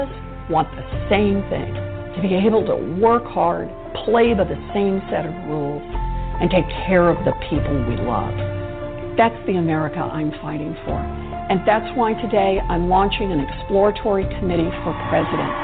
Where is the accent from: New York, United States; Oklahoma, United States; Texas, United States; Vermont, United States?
Oklahoma, United States; Growing up in Oklahoma